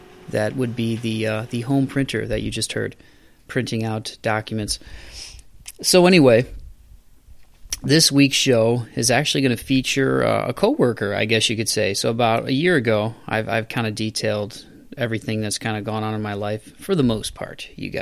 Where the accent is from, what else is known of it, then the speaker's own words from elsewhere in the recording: Toledo, Ohio, United States; my hometown where I grew up in Toledo